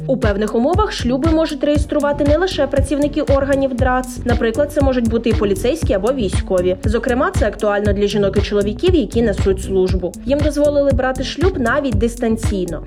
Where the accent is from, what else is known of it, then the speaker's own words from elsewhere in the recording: Ukraine; Ми з України